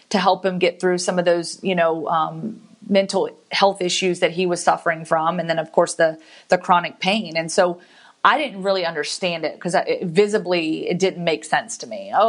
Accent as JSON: {"language": "English", "town": "Guantanamo Bay", "region": "Guantánamo", "country": "Cuba", "tie": "born there", "said": "I was born in Guantanamo Bay, Cuba"}